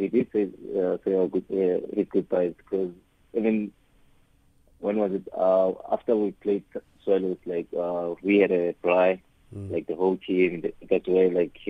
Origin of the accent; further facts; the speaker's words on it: Pretoria, Gauteng, South Africa; I was born and raised in Mamelodi, in Pretoria.